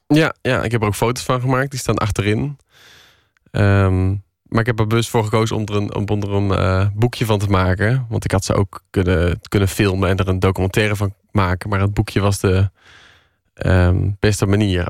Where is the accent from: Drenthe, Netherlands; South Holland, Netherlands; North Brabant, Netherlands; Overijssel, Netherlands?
North Brabant, Netherlands; Tilburg; accent: Brabants; ik kom uit Brabant